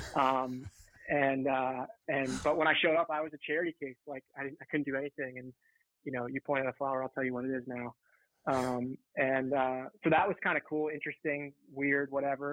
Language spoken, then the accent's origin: English; right outside Philadelphia, Pennsylvania, United States; born or raised there